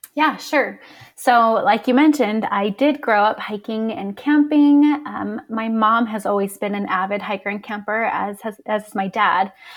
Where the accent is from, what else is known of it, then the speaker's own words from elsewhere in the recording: Las Vegas, Nevada, United States; moved away as an adult; now in Utah, United States; I'm originally from Las Vegas. And then when I was eighteen, I moved out to Utah for college.